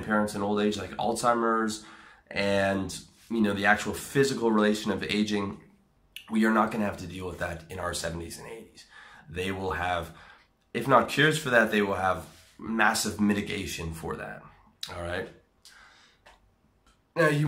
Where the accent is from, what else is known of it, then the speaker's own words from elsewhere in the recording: Canada; I'm a Canadian